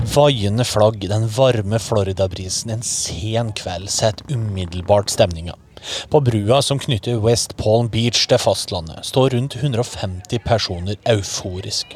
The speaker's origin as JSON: {"language": "Norwegian", "country": "Norway", "said": "sjøl som nordmann"}